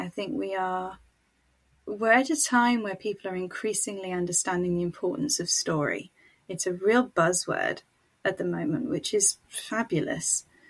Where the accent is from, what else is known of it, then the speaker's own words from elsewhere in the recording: Niger; now in United Kingdom; I grew up in Niger, West Africa, to missionary parents who were British. I am white. And I now live in the UK, in England, in a smallish market town, which I have made my home.